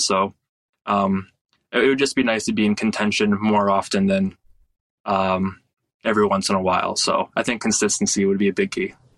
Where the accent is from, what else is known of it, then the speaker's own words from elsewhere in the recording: Michigan, United States; moved away; my home state of Michigan